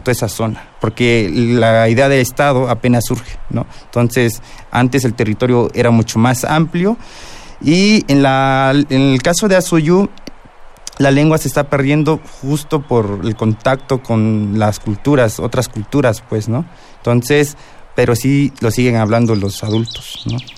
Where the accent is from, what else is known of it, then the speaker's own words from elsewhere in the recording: Guerrero, Mexico; yo soy del estado de Guerrero